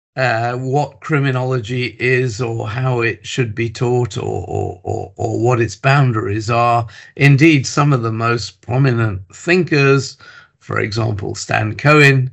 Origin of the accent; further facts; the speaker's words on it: England, United Kingdom; moved away as an adult; now in Wales, United Kingdom; I was born in England. I have lived and worked since 1975 in Wales.